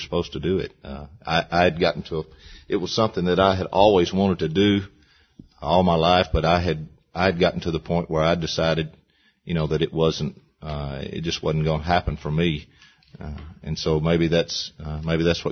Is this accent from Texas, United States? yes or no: no; Louisiana, United States; now in Franklin, United States; We're both from Louisiana